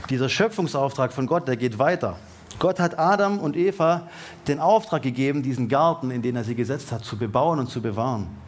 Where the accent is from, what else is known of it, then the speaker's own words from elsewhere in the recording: Baden-Württemberg, Germany; Und jetzt denken wir natürlich als Deutsche und als Baden-Württemberger und als Schwaber halt mal.